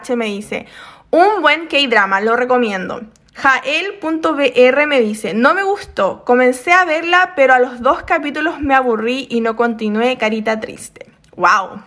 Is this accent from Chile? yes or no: yes; Chile; now in South Korea; soy chilena.